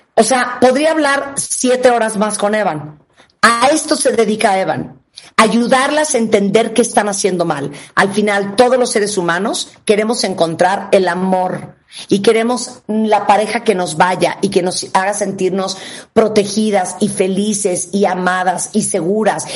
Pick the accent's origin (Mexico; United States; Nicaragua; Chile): Nicaragua; en Nicaragua, donde yo nací